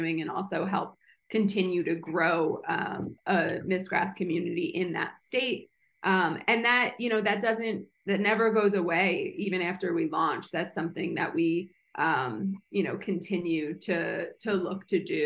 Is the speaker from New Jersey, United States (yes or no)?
yes; New Jersey, United States; moved away; it's my home state.